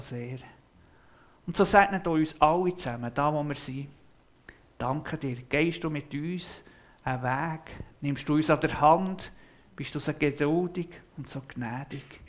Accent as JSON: {"language": "German", "country": "Switzerland", "said": "bei uns in der Schweiz"}